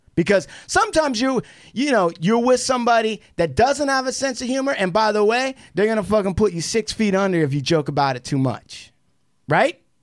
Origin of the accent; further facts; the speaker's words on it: Puyallup Indian Reservation, Washington, United States; as an American Indian, when I grew up on the Puyallup Indian Reservation